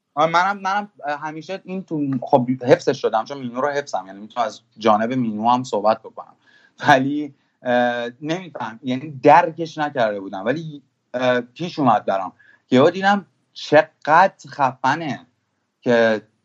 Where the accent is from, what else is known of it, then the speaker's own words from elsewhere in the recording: Iran; also born or lived in Germany; من که توی آلمان به دنیا اومدم بعد اومدم ایران